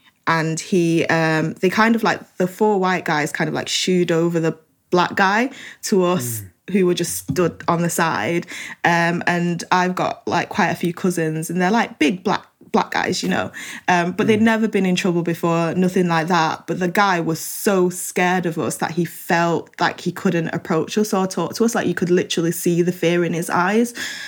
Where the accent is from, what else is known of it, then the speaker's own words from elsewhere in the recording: Manchester, North West England, United Kingdom; I growing up in Manchester and having been welcomed into the community